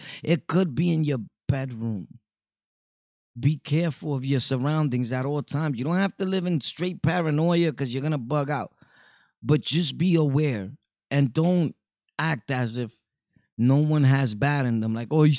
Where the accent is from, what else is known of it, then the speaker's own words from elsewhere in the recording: Brooklyn, New York, United States; You know, we're from Brooklyn over here.